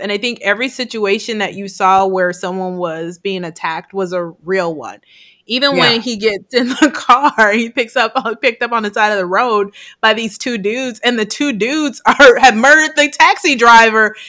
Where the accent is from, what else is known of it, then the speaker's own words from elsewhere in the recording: Chicago, Illinois, United States; now in California, United States; I grew up in Chicago